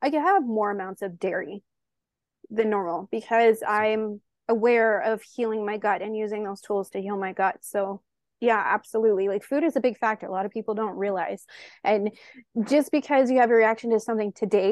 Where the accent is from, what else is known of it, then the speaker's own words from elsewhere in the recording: Canada; I'm Canadian